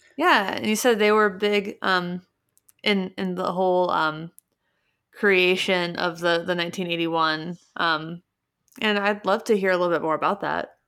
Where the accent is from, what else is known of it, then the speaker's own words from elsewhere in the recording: Cincinnati, Ohio, United States; moved away; also born or lived in Seattle; I'm from Cincinnati, and I grew up going to a place called Mike's Music in downtown Cincinnati